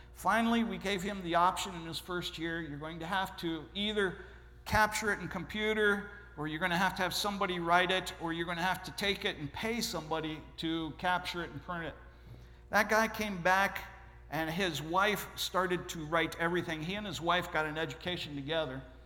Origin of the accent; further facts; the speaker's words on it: Ohio, United States; I'm originally from Ohio.